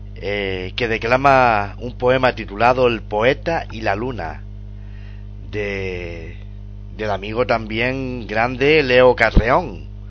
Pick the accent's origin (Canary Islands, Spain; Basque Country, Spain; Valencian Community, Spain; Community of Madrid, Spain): Canary Islands, Spain; de mi tierra, de las Islas Canarias